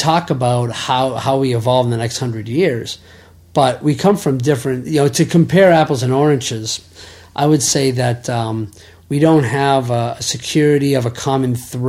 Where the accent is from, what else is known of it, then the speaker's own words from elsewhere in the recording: New England, United States; born there; than the fact that I was born in New England and we decided to live there.